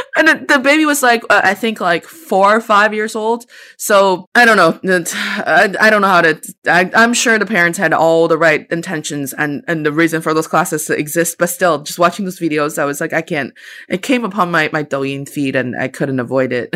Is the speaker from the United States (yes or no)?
no; China; I spent the first twenty-three years of my life in China, and I am, I didn't spend that time as a foreigner. I was a Chinese person